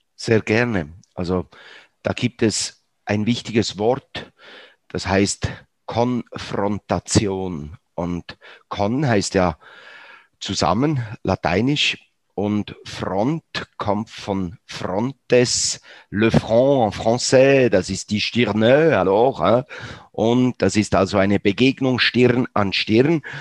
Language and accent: German; Bern, Switzerland; aufgewachsen, wie gesagt, in Bern, 1954 das Wunder von Bern. Ich bin ungefähr 200 Meter von diesem Ort aufgewachsen.